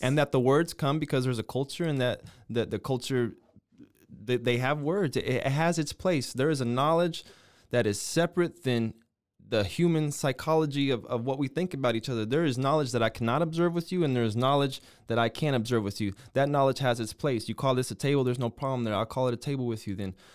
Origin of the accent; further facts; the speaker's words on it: United States; I'm an American